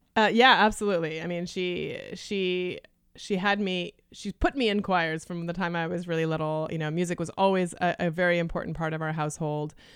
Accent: Canada; first language Lithuanian; English is a second language; moved away; I was born in Canada, and my parents were, um, refugees from Lithuania

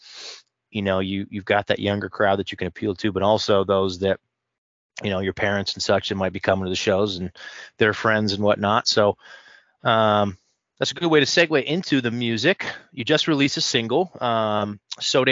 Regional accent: Midwest, United States; I'm a Midwesterner by heart. I say you guys, I don't say y'all.

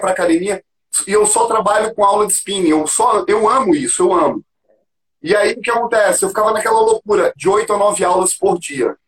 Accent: Florianópolis, Santa Catarina, Brazil; moved away as an adult; also born or lived in São Paulo; now in Curitiba, Brazil; eu sou de Floripa, sou manezinho da ilha

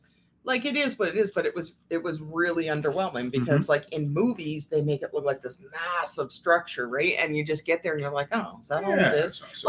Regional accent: Canada; with us being Canadian.

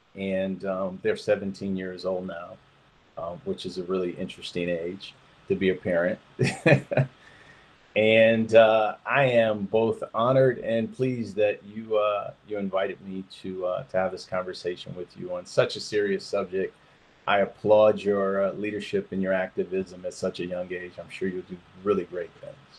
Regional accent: Detroit, Michigan, United States; also born or lived in Flint, Michigan; now in Georgia, United States; I am originally from Detroit, Michigan. Um, I grew up there

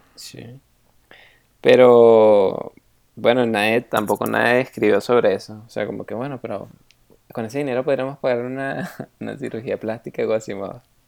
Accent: Venezuela; moved away; cuando estaba en Venezuela

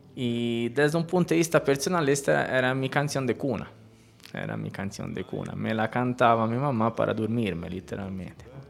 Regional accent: Elba, Tuscany, Italy; Spanish is a second language; moved away as an adult; also born or lived in Pisa, Italy; now in Colombia; yo eh, nací en Pisa, pero por un tema más bien médico. Pisa, esta de la torre torcida. Pero me crié en la isla de Elba

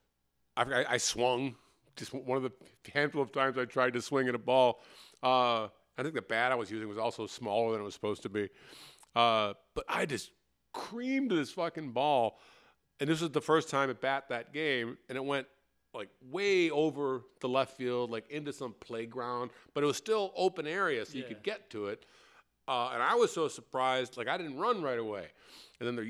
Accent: Chicago, Illinois, United States; I'm from Chicago. And I grew up, I was a Cubs fan rather than a Sox fan just by virtue of where I grew up

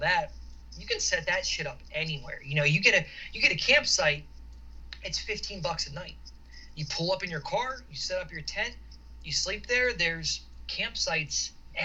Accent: outside of Philly, Pennsylvania, United States; moved away as an adult; also born or lived in Utah; We grew up outside of Philly.

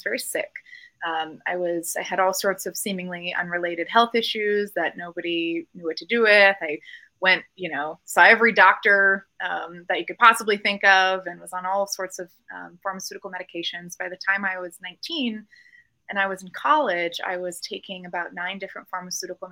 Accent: Colorado Springs and Denver, United States; moved away as an adult; also born or lived in Los Angeles; I was born and raised in Colorado Springs and Denver, and I've actually lived away for the last 15 years and just moved home about 4 or 5 months ago.

